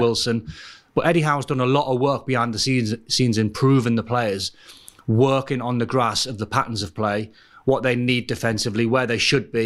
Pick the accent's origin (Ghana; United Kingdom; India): United Kingdom; Newcastle upon Tyne, North East England; I'm from Newcastle